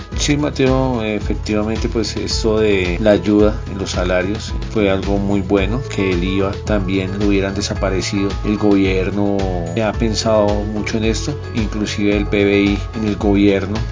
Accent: Colombia; somos un país muy rico en diversidad de climas, ciudades

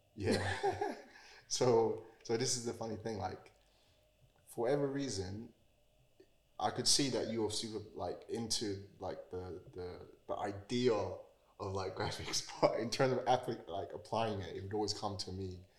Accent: Jamaica; also born or lived in East London / Romford / Chadwell Heath; now in United Kingdom; I was actually born and raised in Jamaica

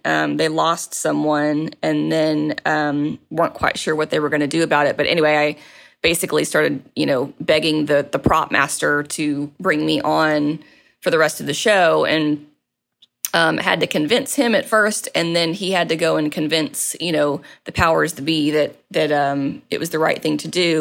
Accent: Maumelle, Arkansas, United States; moved away as an adult; also born or lived in Little Rock, Arkansas / Conway, Arkansas / New York / Los Angeles; I was born and raised in, uh, the, the Little Rock, North Little Rock area, and, um, spent a lot of my time growing up in Maumelle specifically

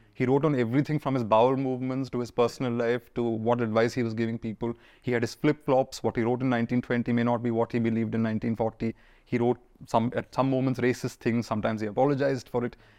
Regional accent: Pune, Maharashtra, India; also born or lived in Kerala; I'm a Malayali kid who grew up in Pune

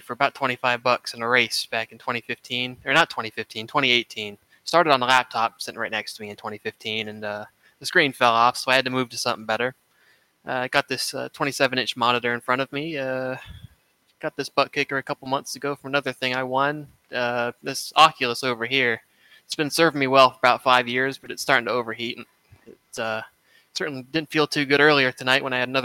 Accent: Hollywood, South Carolina, United States; also born or lived in Columbus, Ohio; we moved here when I was 5, and we've been here ever since.

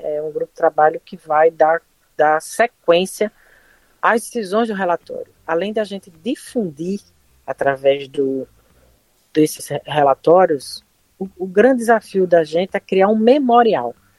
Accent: Pernambuco, Brazil; accent: Pernambucan; Logo para os pernambucanos, nós, nós somos. Nós, a nossa autoestima é muito, é muito elevada

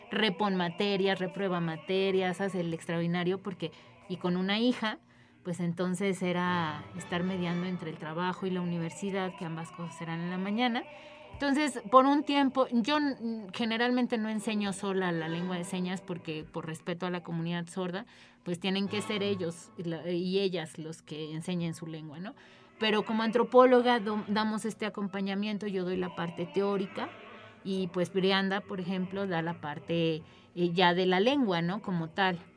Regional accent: Mexico City, Mexico; born there; Este, bueno, pues yo nací en la Ciudad de México. Ahí ya aprendí lengua de señas a los dos años de edad.

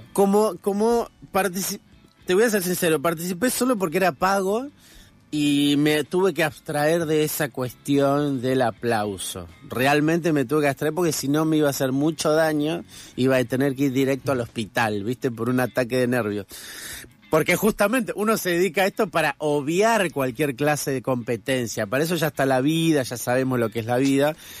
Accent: Buenos Aires, Argentina; also born or lived in Corrientes; yo soy correntino, pero crecí acá en Buenos Aires

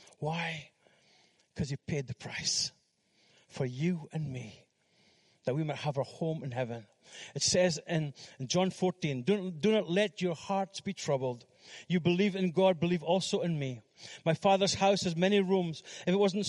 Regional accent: Fraserburgh, Scotland, United Kingdom; moved away as an adult; also born or lived in Philippines; we went to Fraserburgh, my hometown

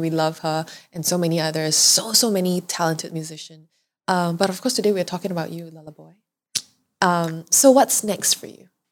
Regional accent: Malaysia; I'm so proud about being Malaysian

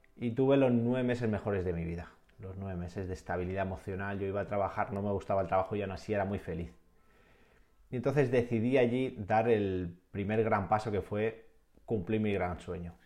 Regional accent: Castellón, Valencian Community, Spain; moved away as an adult; also born or lived in England; tenía una vida en, mi pueblo, en la Bay Castellón

